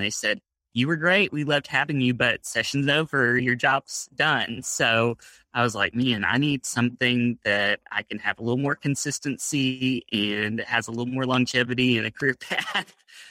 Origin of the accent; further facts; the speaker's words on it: Arlington, Texas, United States; also born or lived in Abilene, Texas; I grew up here in Texas. I'm about a fifth generation, at least, native Texan. Grew up actually not the next door city to Grand Prairie in Arlington